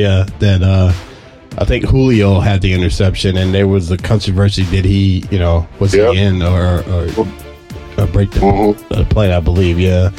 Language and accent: English; Anderson, South Carolina, United States; my hometown in Anderson, South Carolina.